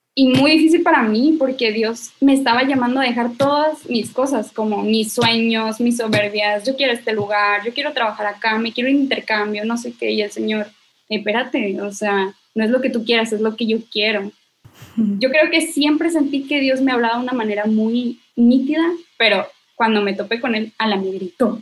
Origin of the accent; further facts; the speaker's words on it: Monterrey, Nuevo León, Mexico; soy de Monterrey, Nuevo León.